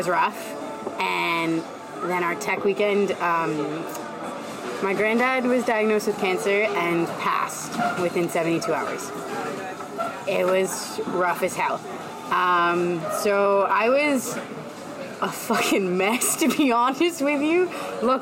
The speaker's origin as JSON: {"language": "English", "town": "Mississauga", "region": "Ontario", "country": "Canada", "also_born_or_lived": "Windsor, Ontario", "said": "I'm from Mississauga"}